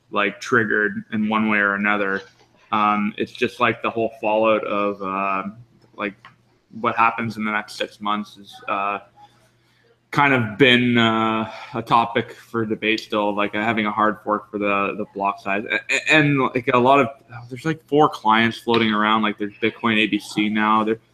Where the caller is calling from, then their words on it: Vancouver, British Columbia, Canada; But yeah, I'm live calling from Decontrol. It's a meetup space here in Vancouver